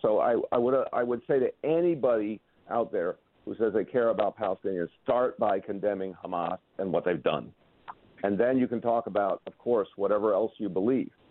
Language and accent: English; New York, United States; also born or lived in Massachusetts; I'm a New Yorker, so I like being in New York better